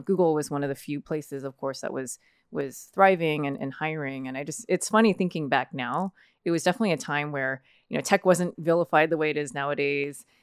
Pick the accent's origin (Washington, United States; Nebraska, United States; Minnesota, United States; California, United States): California, United States; Fremont; for the vast majority of my life was was raised here in the the Bay Area.